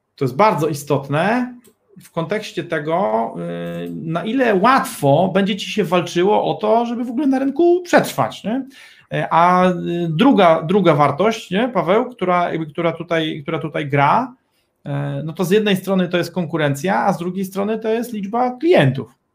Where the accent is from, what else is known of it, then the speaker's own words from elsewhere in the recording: Gdynia, Pomeranian Voivodeship, Poland; my jesteśmy prostymi chłopakami z małej wioski rybackiej nad morzem, z Gdyni